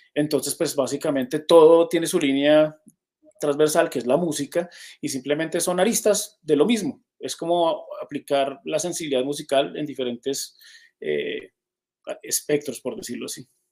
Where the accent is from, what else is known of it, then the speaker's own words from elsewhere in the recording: Colombia; un país tan heterogéneo como el que tenemos